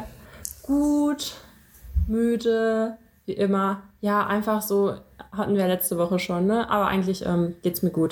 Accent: Russia; ich bin ja auch Russin

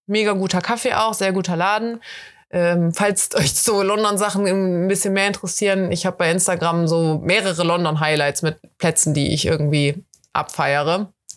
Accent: Germany; accent: German; mit meinem deutschen Akzent

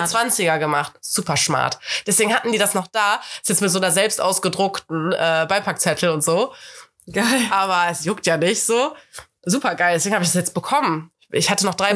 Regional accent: Cologne, North Rhine-Westphalia, Germany; ich bin ja Kölnerin, bin hier geboren.

